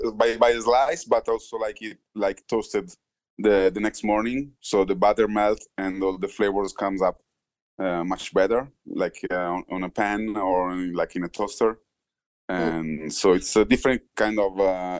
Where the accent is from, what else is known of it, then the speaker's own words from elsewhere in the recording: Milan, Lombardy, Italy; because I'm from Milan.